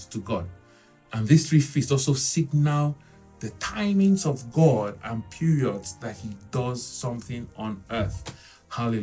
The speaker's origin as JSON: {"language": "English", "country": "Nigeria", "said": "I'm from Nigeria."}